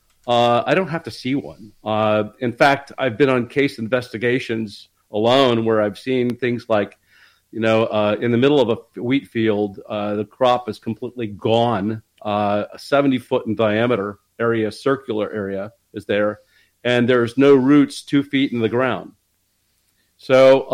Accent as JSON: {"language": "English", "town": "Dayton", "region": "Ohio", "country": "United States", "tie": "born or raised there", "said": "I grew up in Dayton, Ohio, which is where Project Blue Book was"}